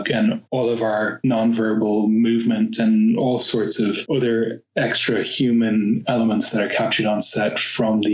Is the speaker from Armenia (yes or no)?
no; Dublin, Leinster, Ireland; moved away as an adult; now in London, United Kingdom; I'm originally from Dublin.